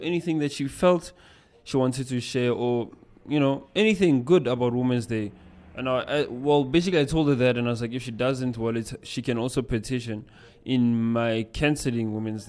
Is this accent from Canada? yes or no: no; South Africa; born there; I have an unabridged birth certificate that says that I was born in South Africa.